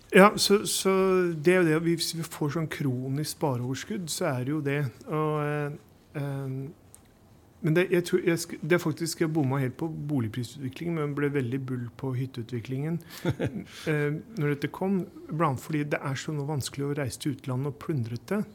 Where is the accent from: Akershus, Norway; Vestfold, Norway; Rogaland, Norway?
Akershus, Norway; Bærum; Jeg er fra Snarøy-Bærum